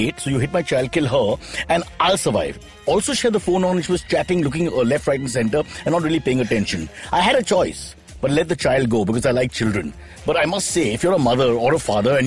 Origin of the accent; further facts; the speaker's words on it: Mumbai, Maharashtra, India; from Walkeshwar, my hometown